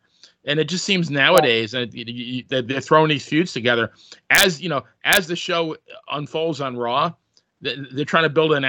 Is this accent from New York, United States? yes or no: yes; New York, United States; I grew up in New York.